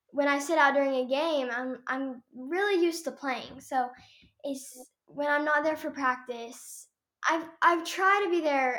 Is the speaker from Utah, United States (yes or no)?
no; Sapulpa, Oklahoma, United States; we're from Sepulpa, Oklahoma